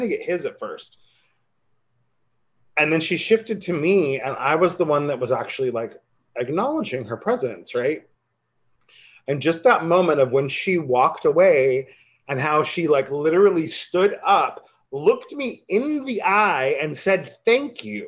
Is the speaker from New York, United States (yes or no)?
no; a coastal town in Oregon, United States; moved away as an adult; now in Los Angeles, United States; my hometown and folks were like, we want to start a community radio. Can you help us? And I'm like, it's a coastal town in Oregon